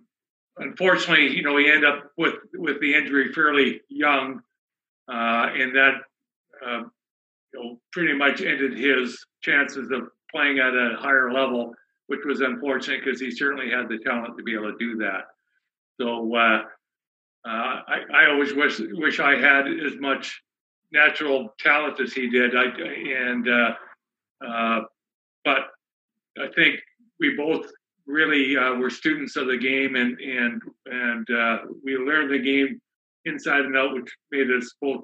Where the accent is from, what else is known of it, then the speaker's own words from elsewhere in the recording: Canada; And as a Canadian, I thought the path that was going to be the easiest was hockey.